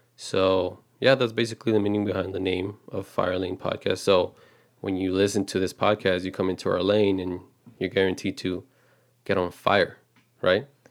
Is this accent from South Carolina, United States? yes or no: no; Texas, United States; we're just a regular couple, um, born and raised in Texas